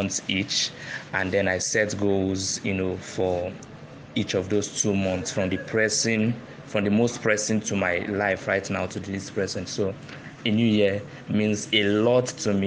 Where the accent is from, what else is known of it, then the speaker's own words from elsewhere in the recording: Lagos, Nigeria; I'm from Abia State. I was born in Lagos, and I've lived most of my life in Lagos